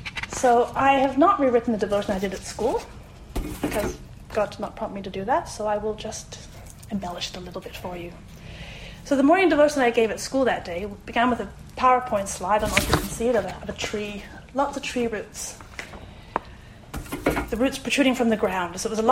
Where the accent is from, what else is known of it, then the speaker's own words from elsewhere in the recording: Munich, Bavaria, Germany; also born or lived in France / South Carolina, United States; now in Australia; I grew up in Germany, and to this day deeply love my childhood town of Munich. I was educated in the French school system in Germany and have a French family because I married a Frenchman.